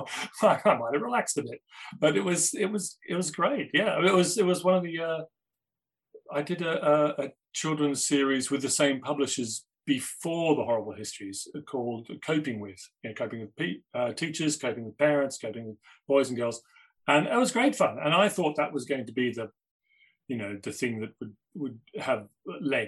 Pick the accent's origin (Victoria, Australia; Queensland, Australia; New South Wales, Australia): Victoria, Australia; Melbourne; moved away; I grew up in Australia, in Melbourne, always liked art at school